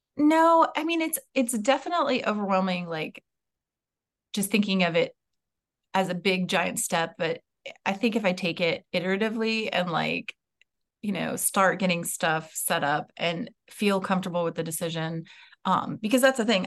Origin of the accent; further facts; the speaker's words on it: West Coast, United States; moved away; also born or lived in Maryland; I grew up on the West Coast